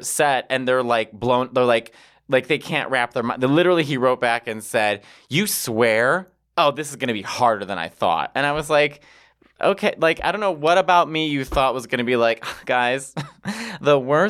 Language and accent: English; Midwest, United States; I'm from the Midwest.